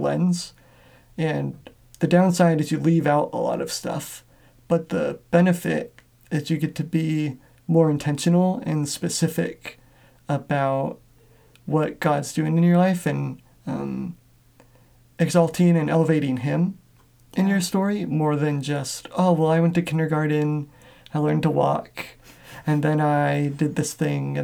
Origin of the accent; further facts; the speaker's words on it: Washington, United States; also born or lived in Atlanta, Georgia; my whole family, it was immediate family that I grew up with in Washington